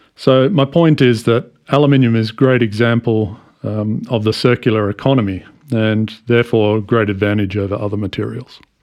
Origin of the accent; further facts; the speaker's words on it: Australia; moved away as an adult; also born or lived in United States; I come from Australia where I started working in a shipyard way back in 1994